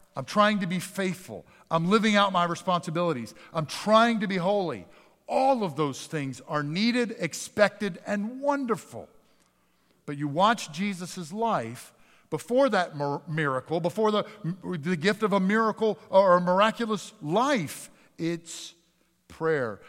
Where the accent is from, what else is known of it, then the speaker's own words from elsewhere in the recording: Northeast, United States; I grew up in the Northeast.